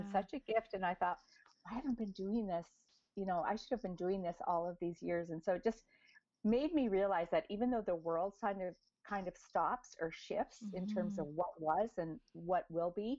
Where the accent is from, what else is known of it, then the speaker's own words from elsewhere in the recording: Edmonton, Alberta, Canada; moved away as an adult; also born or lived in California; now in Toronto, Canada; I was born and raised in Edmonton, Alberta. So I am a prairie girl.